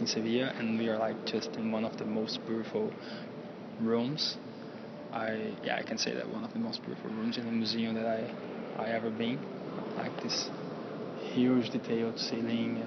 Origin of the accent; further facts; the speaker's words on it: North Brazil, Brazil; now in South Brazil, Brazil; I'm from Brazil, in the south of Brazil. Actually, this is where I live. I was born in the north of Brazil, in a very, not very small city, but yeah, medium city